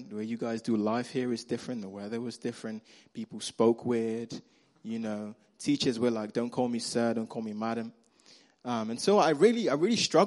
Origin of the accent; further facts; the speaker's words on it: Nigeria; accent: Nigerian; moved away; I grew up in Nigeria